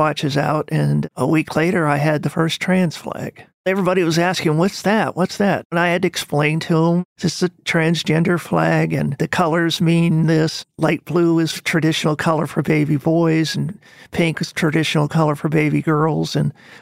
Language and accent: English; Arizona, United States; now in South Carolina, United States; Spent most of my life in Arizona